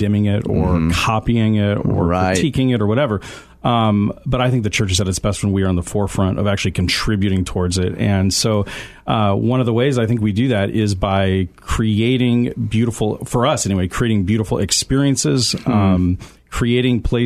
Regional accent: Aurora, Illinois, United States; also born or lived in Tulsa, Oklahoma; I grew up in Aurora.

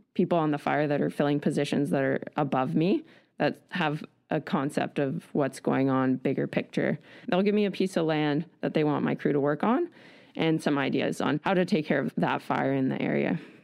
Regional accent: Nelson, British Columbia, Canada; moved away as an adult; also born or lived in Vancouver Island; I grew up in Nelson, B C

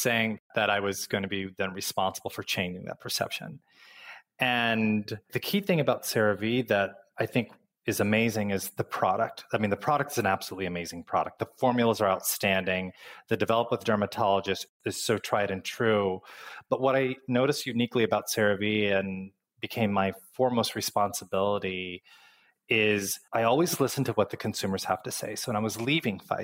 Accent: Midwest, United States; moved away; growing up in the Midwest, our winters are very cold.

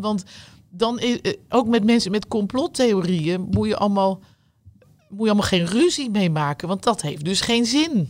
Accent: The Hague, South Holland, Netherlands; Ik ben niet een echte Rotterdamse, helemaal niet, we komen uit Den Haag.

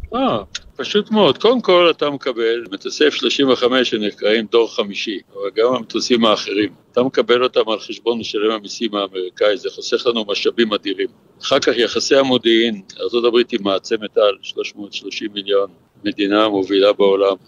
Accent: Israel; אני ישראלי

